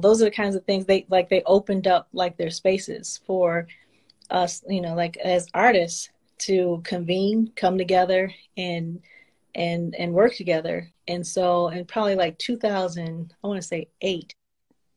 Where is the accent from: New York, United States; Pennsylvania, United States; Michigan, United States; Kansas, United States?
Michigan, United States; Detroit; I'm from Detroit